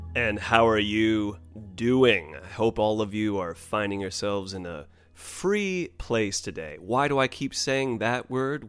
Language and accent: English; United States; as a U S American, as a red, white, and blue-blooded American